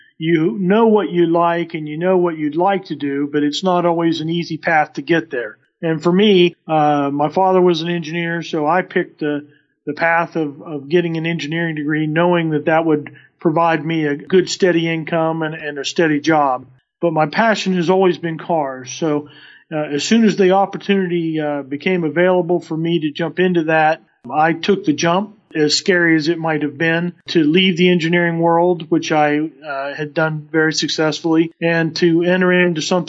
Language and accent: English; West Virginia, United States; Growing up in West Virginia